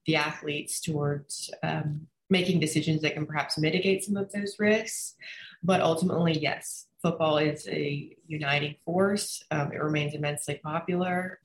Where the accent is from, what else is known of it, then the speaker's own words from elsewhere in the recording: Orange Beach, Alabama, United States; also born or lived in Mobile, Alabama; I grew up in Orange Beach, Alabama, right on the border of Florida on the Gulf Coast